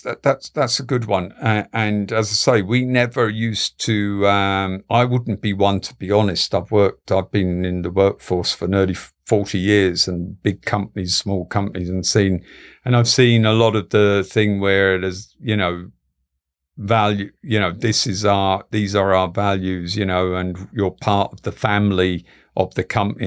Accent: London, United Kingdom; my parents are Galway people, but, you know, I grew up in London

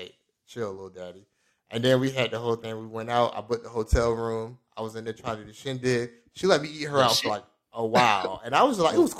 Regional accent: Florida, United States; moved away as an adult; I'm from Florida

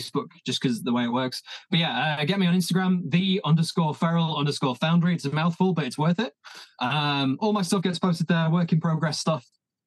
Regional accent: Leeds, Yorkshire and the Humber, United Kingdom; moved away; Leeds is my hometown

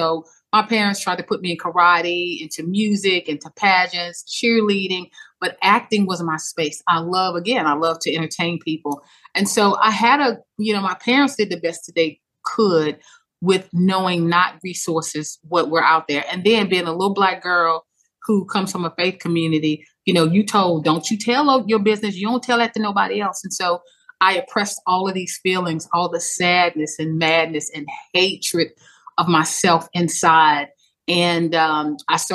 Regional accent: Baton Rouge, Louisiana, United States; I'm from Louisiana, Baton Rouge, Louisiana. I grew up in a time where community was key.

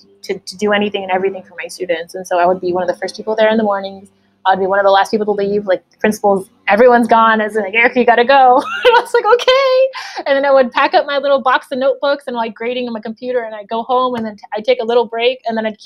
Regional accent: United States; I taught in the same district that I grew up in Pittsburgh Unified School District

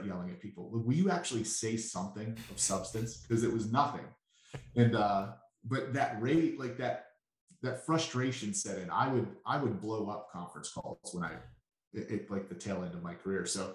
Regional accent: Pittsburgh, Pennsylvania, United States; accent: Pittsburghese; I'm a little kid born and raised in Pittsburgh.

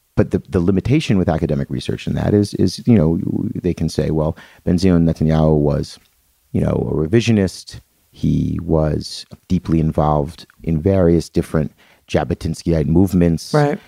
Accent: Atlantic City, New Jersey, United States; I'm from Atlantic City, New Jersey

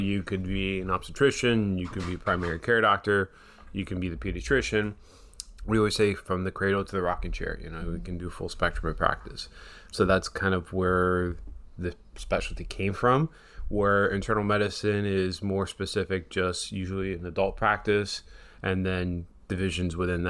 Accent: Miami, Florida, United States; also born or lived in San Antonio, Texas; born and raised here in Miami, went to school here, went to high school in Christopher Columbus

